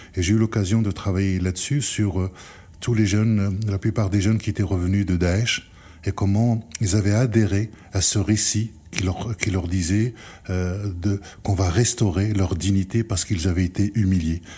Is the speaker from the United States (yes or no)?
no; France; nous en tant que Français